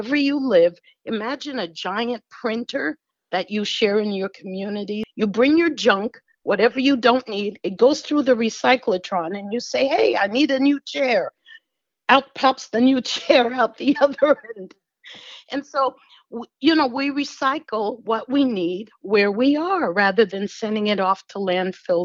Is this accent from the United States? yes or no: yes; New York City, New York, United States; moved away; also born or lived in California; When I was a kid, I grew up in Queens